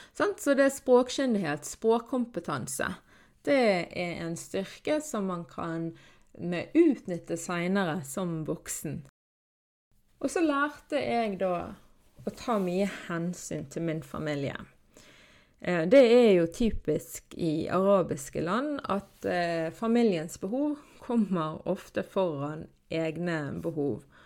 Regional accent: Norway; Så jeg er jo da født og oppvokst i Norge, men er krysskulturell fordi at mine foreldre flyttet fra Palestina til Norge

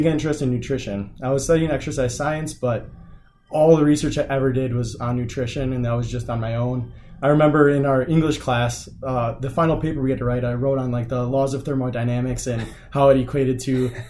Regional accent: Beaver Dam, Wisconsin, United States; I grew up in a sort of small town in Beaver Dam, Wisconsin. I grew up on a farm there

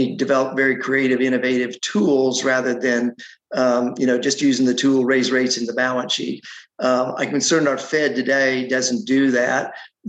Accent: Colorado, United States; moved away as an adult; now in Atlanta, United States; I grew up in Colorado, ended up here in Georgia, going to Emory University to business school

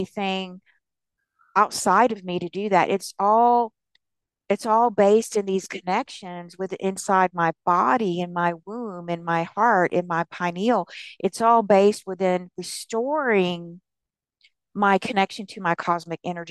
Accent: the South, United States; I was raised in the South

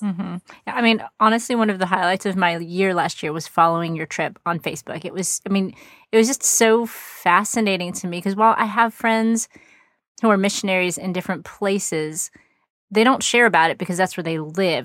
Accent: Texas, United States; I live in Texas, which is very big, and to get to any other significant place, it takes several hours for sure

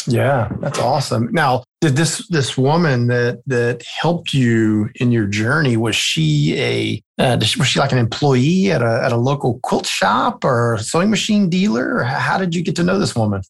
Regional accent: South Louisiana, United States; I'm from South Louisiana

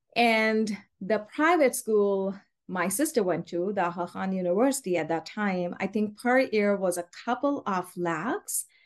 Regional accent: Karachi, Sindh, Pakistan; moved away as an adult; now in Rhode Island, United States; we are originally from Karachi, Pakistan

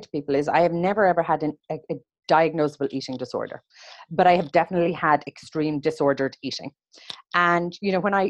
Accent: Ireland; growing up in Ireland, it was a very unprocessed diet

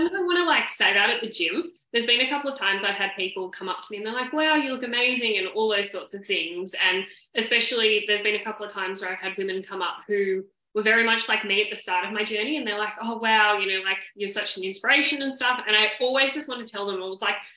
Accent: Sydney, New South Wales, Australia; now in Victoria, Australia; obviously I live in Victoria, but I'm originally from Sydney and all my family are there.

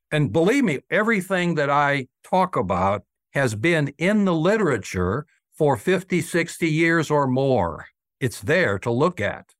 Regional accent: Nashville, Brentwood, Franklin, Tennessee, United States; I was known here in Middle Tennessee, and I'm from Nashville, Brentwood, Franklin, Tennessee

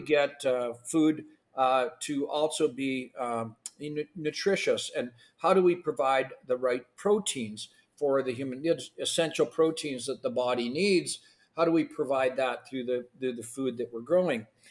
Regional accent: Canada; first language Ukrainian; English is a second language; I was born in Canada, but my first language actually was Ukrainian.

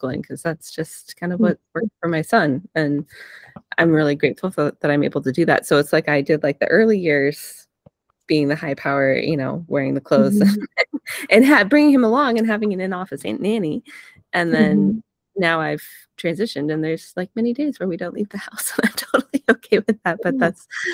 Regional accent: Vermont, United States; I grew up in Vermont

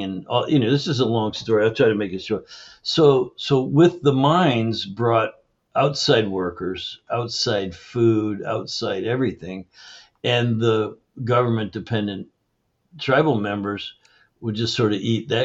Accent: Canada; I grew up in Canada

